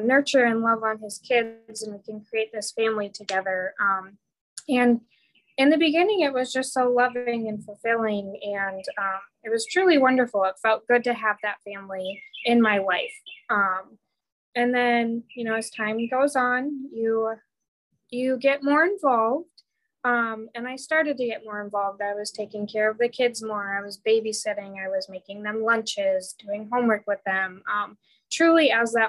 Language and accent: English; Michigan, United States; moved away as an adult; also born or lived in Marquette, Michigan / Kingsford, Michigan; now in Florida, United States; I am from Michigan. Isabel and I went to all the way back to elementary school together